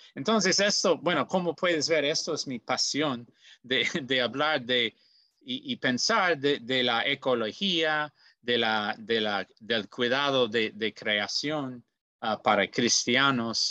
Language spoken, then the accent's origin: Spanish; Goshen, Indiana, United States; soy de Goshen, Indiana, en los Estados Unidos